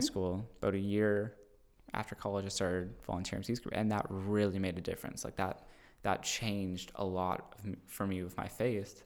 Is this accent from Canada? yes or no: yes; Cambridge, Ontario, Canada; moved away as an adult; also born or lived in Guelph; now in Wainfleet, Canada; we both grew up in Cambridge